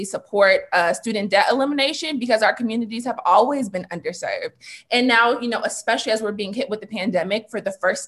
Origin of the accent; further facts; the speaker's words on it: California, United States; Black children growing up in California, growing up in the United States